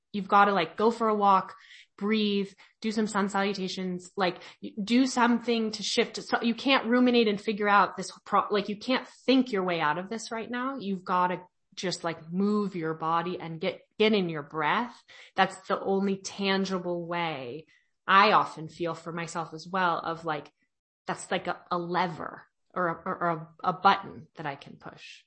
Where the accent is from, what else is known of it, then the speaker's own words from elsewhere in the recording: California, United States; I'm from California